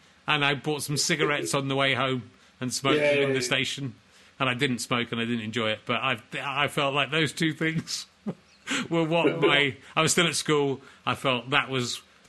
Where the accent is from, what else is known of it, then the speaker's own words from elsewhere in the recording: York, Yorkshire and the Humber, United Kingdom; I'm from York.